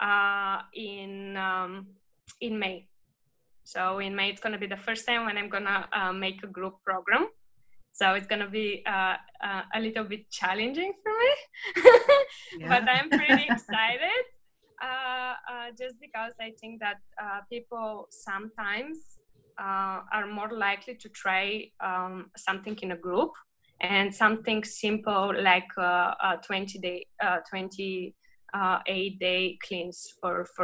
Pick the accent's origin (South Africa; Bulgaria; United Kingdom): Bulgaria; moved away; when I was growing up in Bulgaria.